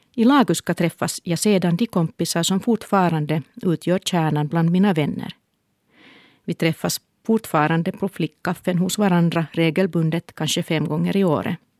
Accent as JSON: {"language": "Swedish", "town": "Helsinki", "region": "Uusimaa", "country": "Finland", "tie": "born or raised there", "said": "Då jag föddes bodde vi i Härtonäs, en stadsdel i östra Helsingfors"}